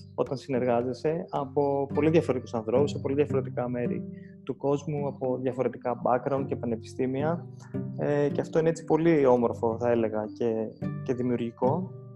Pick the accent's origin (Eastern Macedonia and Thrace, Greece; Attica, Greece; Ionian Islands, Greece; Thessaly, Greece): Attica, Greece; Athens; moved away as an adult; also born or lived in Thessaloniki / United States; μεγάλωσα στην Αθήνα ε, μέχρι να πάω και στο πανεπιστήμιο